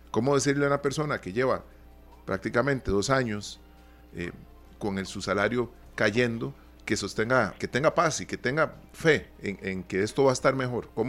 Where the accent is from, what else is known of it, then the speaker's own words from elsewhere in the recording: Costa Rica; Somos más los costarricenses que, que ganamos en colones.